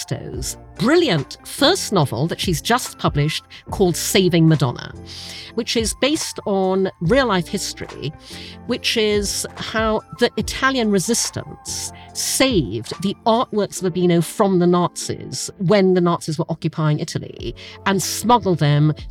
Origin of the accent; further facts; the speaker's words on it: Brunei; moved away; I grew up in Asia, I grew up in Brunei